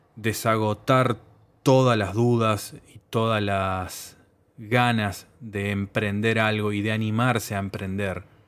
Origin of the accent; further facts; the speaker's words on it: Uruguay; mi país, Uruguay, mi país de origen